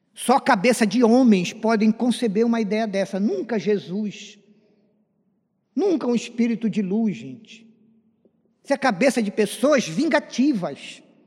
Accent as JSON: {"language": "Portuguese", "area": "land of the Círio de Nazaré", "region": "Pará", "country": "Brazil", "moved": "yes", "said": "a nossa igreja de Nossa Senhora de Nazaré, lá da minha terra"}